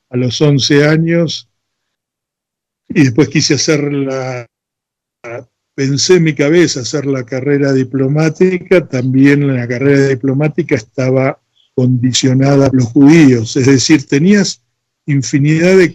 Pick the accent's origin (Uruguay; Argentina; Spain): Argentina; Floresta, Buenos Aires; born there; Yo nací en Floresta, siempre tuve inquietudes